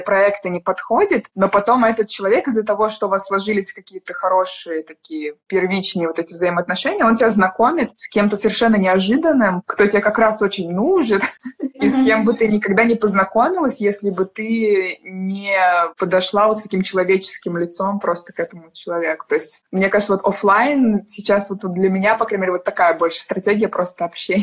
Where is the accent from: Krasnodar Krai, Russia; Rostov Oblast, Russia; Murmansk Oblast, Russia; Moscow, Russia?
Moscow, Russia; moved away as an adult; now in London, United Kingdom; я из Москвы